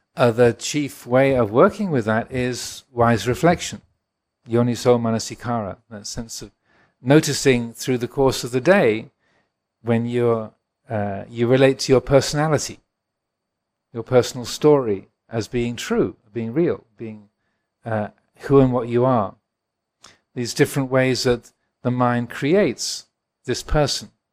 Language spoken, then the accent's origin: English; England, United Kingdom; I was born in England.